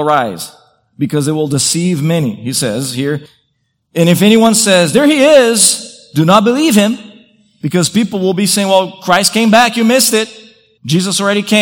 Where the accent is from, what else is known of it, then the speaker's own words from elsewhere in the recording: Brazil; moved away; I grew up in Brazil